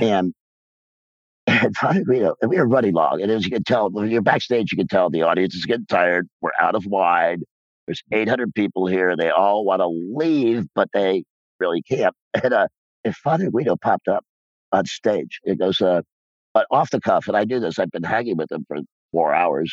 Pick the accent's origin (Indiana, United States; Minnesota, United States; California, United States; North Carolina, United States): Indiana, United States; Rensselaer; moved away; I'm still a small town boy from Rensselaer, Indiana, who grew up with three stoplights in his hometown